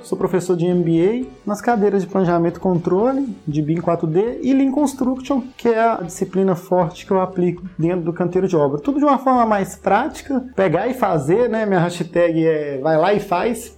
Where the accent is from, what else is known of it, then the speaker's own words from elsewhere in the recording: Ipatinga, Minas Gerais, Brazil; em Patinga, é, na minha cidade natal